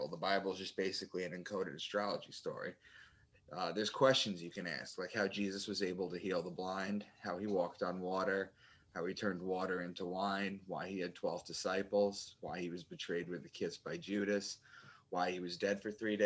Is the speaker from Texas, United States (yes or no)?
no; Long Island, New York, United States; moved away as an adult; also born or lived in Boston; I'm from Long Island, and I had moved to Boston